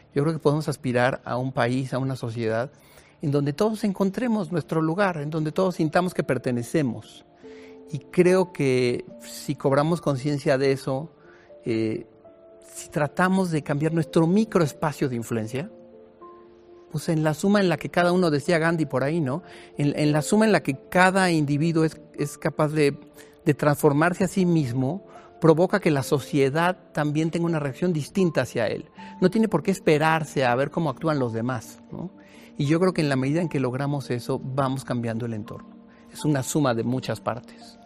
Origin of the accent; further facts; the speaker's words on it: Mexico City, Mexico; yo nací aquí en la Ciudad de México, tengo 55 años, de madre chapaneca y de padre tabasqueño, pero afincados aquí en la Ciudad de México